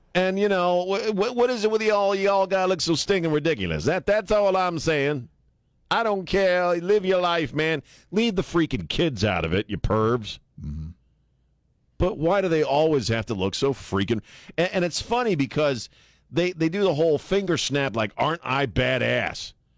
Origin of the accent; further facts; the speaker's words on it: Maryland, United States; moved away as an adult; also born or lived in Colorado / Los Angeles; now in San Antonio, United States; I grew up mostly in Maryland